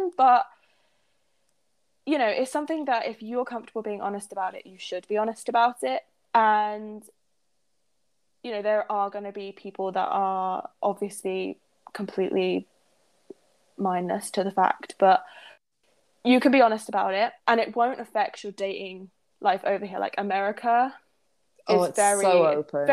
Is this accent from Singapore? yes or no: no; United Kingdom; moved away as an adult; now in United States; I'm British